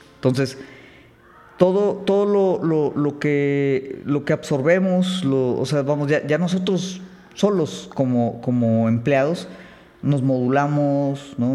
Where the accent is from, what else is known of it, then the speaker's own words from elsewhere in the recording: Mexico; nosotros como mexicanos